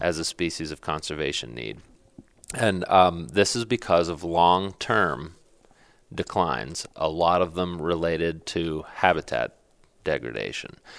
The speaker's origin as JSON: {"language": "English", "region": "Pennsylvania", "country": "United States", "tie": "born or raised there", "said": "my home state, uh, which is Pennsylvania"}